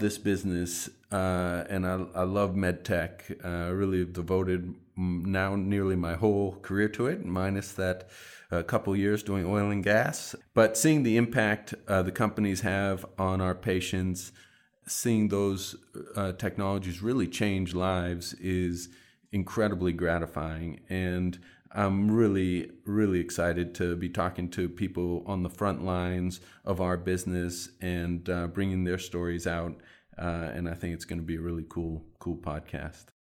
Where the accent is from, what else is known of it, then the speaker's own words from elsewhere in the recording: Boston, Massachusetts, United States; back in my hometown of Boston